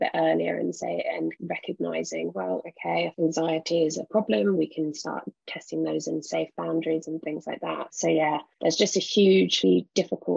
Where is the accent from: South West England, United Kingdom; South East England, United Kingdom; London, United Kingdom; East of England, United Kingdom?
London, United Kingdom; I grew up in London